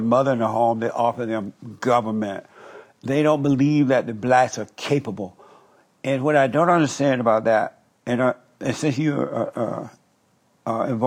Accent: Alabama, United States; I grew up in Alabama when the Jim Crow law existed.

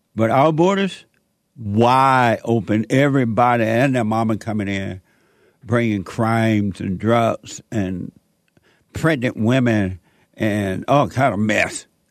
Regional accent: Alabama, United States; moved away; Born and raised in Sweet Home, Alabama. On a plantation

